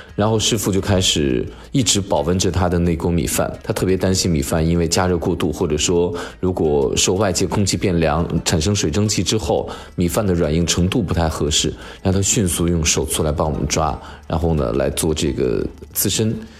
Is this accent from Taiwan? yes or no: no; China; 我们中国人在南方地区